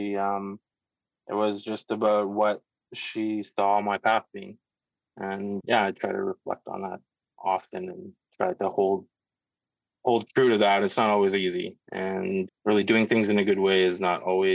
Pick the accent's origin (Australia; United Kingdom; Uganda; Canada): Canada; Aklavik, Northwest Territories; now in Whitehorse, Canada; I'm Gwich'in from Aklavik Northwest Territories. I was born and raised in the Beaufort region